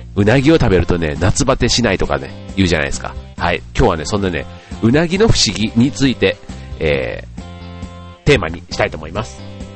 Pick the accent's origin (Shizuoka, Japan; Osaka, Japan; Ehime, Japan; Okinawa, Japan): Osaka, Japan; moved away; 実家が大阪なんで、えっ、と、大阪に家族